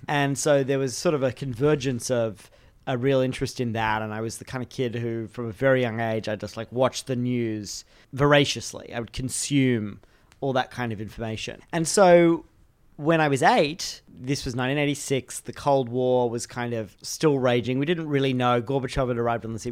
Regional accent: Australia; I grew up in Australia

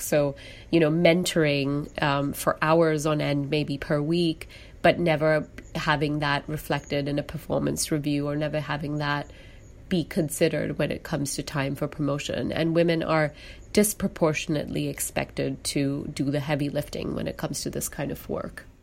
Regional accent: Singapore; moved away as an adult; also born or lived in United Kingdom / India; now in Seattle, United States; I was born and brought up in Singapore, and I identify as a Singaporean.

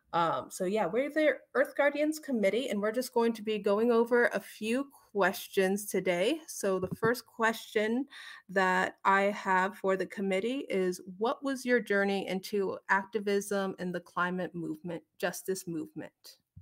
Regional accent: United States; I am from the Omaha Tribe of Nebraska in Iowa.

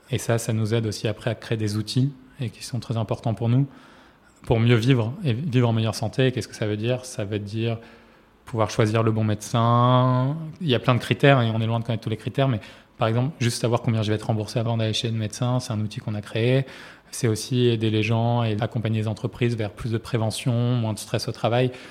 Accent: Marseille, Provence-Alpes-Côte d'Azur, France; J'ai grandi à Marseille dans une famille de médecins et de chefs de services d'hôpitaux

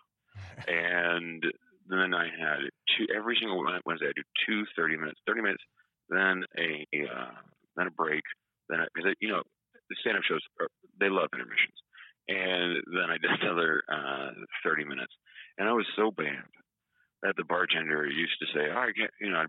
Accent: Atlanta, Georgia, United States; moved away; I'm from Atlanta

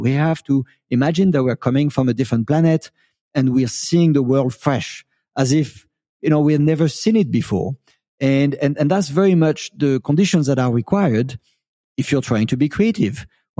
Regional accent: France; born there; I was born in France, but I quite never lived in France. I've been an immigrant all of my life, believe it or not.

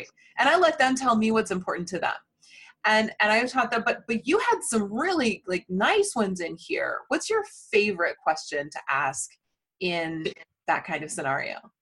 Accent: Indiana, United States; My fellow Hoosier

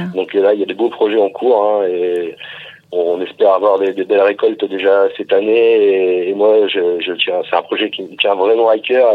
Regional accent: Ardennes, Grand Est, France; moved away as an adult; also born or lived in Louvain-la-Neuve, Belgium; now in Lyon, France; je viens des Ardennes, tout près de la Belgique

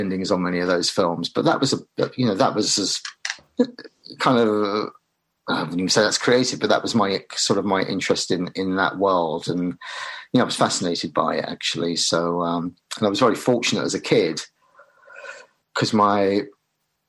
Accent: London, United Kingdom; I grew up in Swiss Cottage, but I go to what's Ravenscourt Park, actually, which is one stop up from Hammersmith, to school every day.

